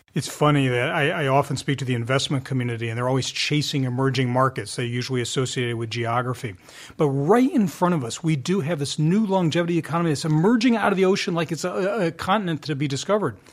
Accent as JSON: {"language": "English", "area": "outside of Philadelphia", "region": "Pennsylvania", "country": "United States", "tie": "born or raised there", "said": "I grew up outside of Philadelphia."}